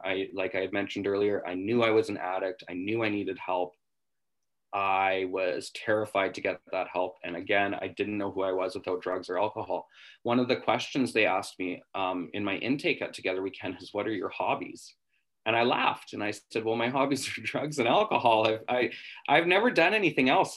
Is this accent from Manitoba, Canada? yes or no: no; West Kootenays, British Columbia, Canada; moved away as an adult; now in Vancouver, Canada; I'm from the West Kootenays, uh, which is about seven hours out of Vancouver